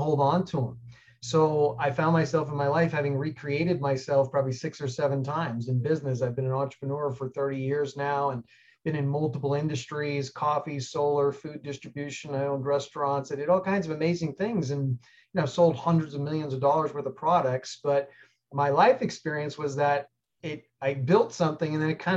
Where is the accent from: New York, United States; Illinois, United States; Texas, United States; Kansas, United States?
New York, United States; New York City; moved away as an adult; also born or lived in Colorado / Alaska; I grew up like most people did, middle class. I'm from New York City